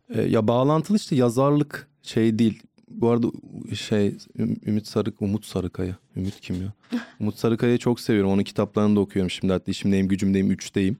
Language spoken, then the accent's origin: Turkish; Trabzon, Turkey; now in Istanbul, Turkey